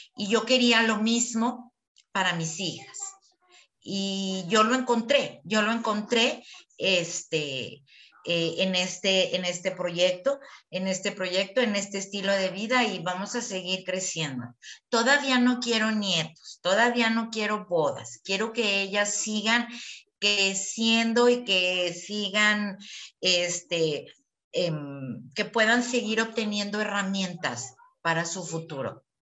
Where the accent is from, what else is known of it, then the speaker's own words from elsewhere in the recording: Chihuahua, Mexico; moved away as an adult; now in Guadalajara, Mexico; estamos en Guadalajara, ¿no? Eh, nosotros eh, somos de Chihuahua